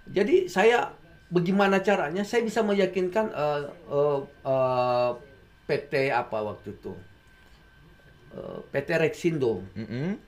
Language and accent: Indonesian; Colombo, Western Province, Sri Lanka; born there; Saya kelahiran Sri Lanka, Bung.